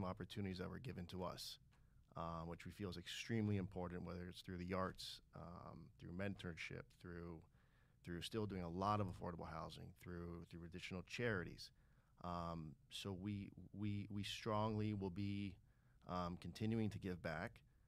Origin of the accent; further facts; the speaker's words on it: Miami, Florida, United States; You know, we were born and raised in Miami, Florida, right? And we've all moved out for college and worked other places, but always came back to Miami.